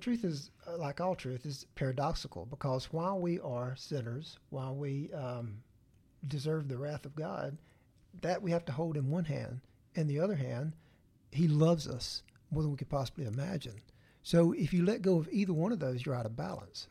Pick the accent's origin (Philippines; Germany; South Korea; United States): United States; the Bible Belt, the South; growing up in the Bible Belt